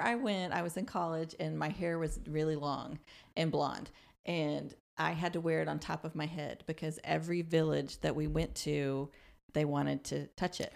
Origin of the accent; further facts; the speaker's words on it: Boulder, Colorado, United States; moved away; also born or lived in Sand Springs; I'm from Boulder